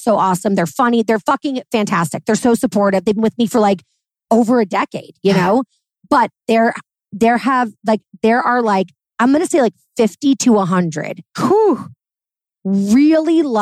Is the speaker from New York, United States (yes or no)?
yes; New York City, New York, United States; I'm a New Yorker.